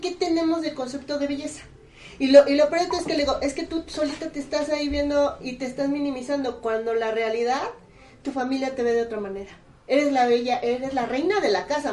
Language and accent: Spanish; Puebla, Mexico; También en Puebla Capital, bueno, yo soy Puebla Capital